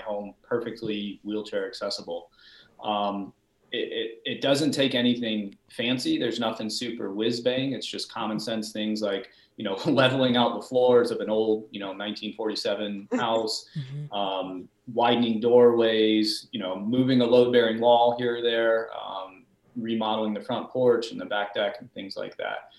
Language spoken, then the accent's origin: English; Peachtree City, Georgia, United States; I grew up in the Atlanta area. I grew up in Peachtree City